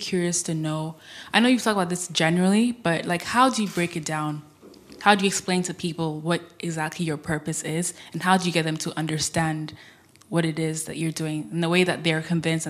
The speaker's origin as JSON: {"language": "English", "country": "Ghana", "said": "I'm from Ghana as well."}